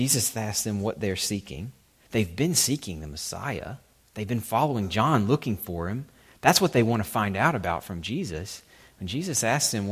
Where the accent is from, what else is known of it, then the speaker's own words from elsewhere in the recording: Alabama, United States; I'm from Alabama, even we Alabamians who are on the brunt of most people's regional jokes